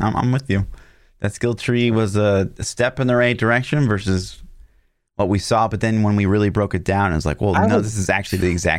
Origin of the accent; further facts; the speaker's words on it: Midwest, United States; we're from the Midwest